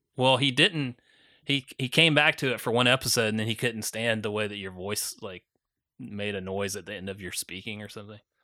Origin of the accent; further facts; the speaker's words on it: Augusta, Georgia, United States; where I grew up in Augusta, Georgia